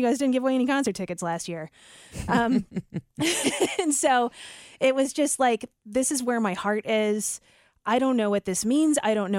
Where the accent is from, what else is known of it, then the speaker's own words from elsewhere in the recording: St. Louis, Missouri, United States; there was a morning show I grew up listening to in St. Louis, and I just felt like they were my friends.